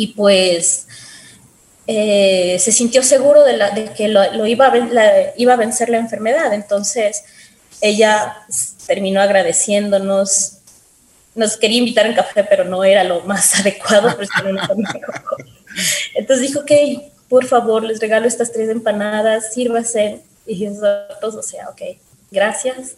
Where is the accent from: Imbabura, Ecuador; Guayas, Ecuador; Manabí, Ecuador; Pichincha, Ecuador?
Pichincha, Ecuador; Quito; yo soy de aquí de Quito, desde pequeña quise ser médico